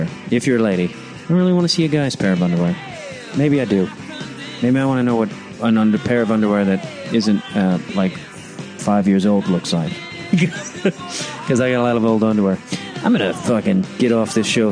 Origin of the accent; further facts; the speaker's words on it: Chicago, Illinois, United States; I'm from Chicago